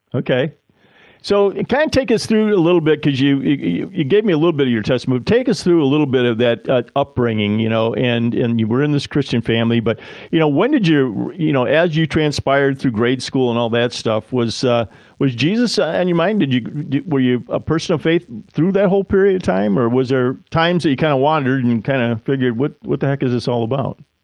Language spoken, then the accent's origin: English; Ohio, United States; my home state in Ohio